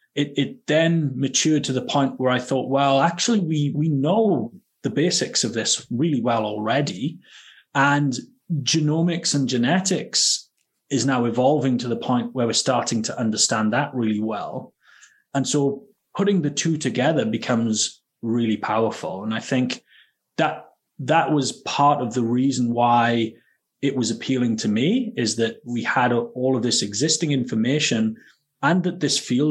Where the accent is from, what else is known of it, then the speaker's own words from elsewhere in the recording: Wales, United Kingdom; moved away as an adult; also born or lived in Edinburgh, Scotland / Baltimore, United States; now in Scotland, United Kingdom; I'm from Wales originally. That's where I grew up.